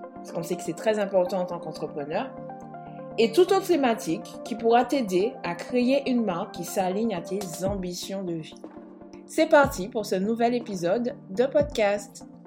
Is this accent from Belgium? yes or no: no; Martinique, France; je suis martiniquaise